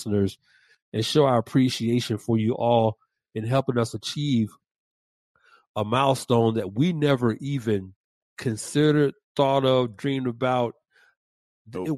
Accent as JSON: {"language": "English", "town": "Atlanta", "region": "Georgia", "country": "United States", "tie": "born or raised there", "said": "My hometown, ATL"}